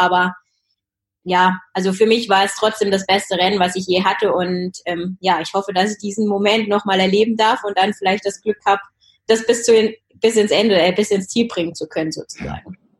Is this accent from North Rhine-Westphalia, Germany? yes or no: no; Taunus, Hesse, Germany; ich bin äh, in Schloss im Taunus aufgewachsen. Das ist ein ganz kleines Dorf sozusagen am Fuße des Feldberges